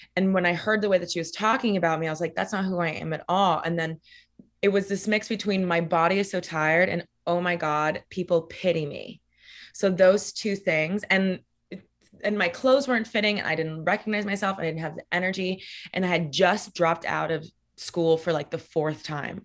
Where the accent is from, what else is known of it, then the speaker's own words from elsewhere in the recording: Miami, Florida, United States; moved away as an adult; now in New York, United States; So I grew up in Miami, Florida, specifically Coral Gables, or how we call it in Miami, Coral Gable